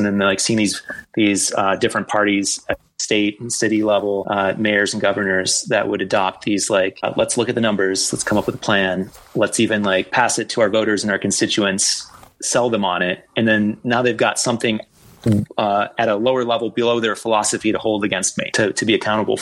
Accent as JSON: {"language": "English", "region": "Michigan", "country": "United States", "said": "I'm from Michigan, not from Flint"}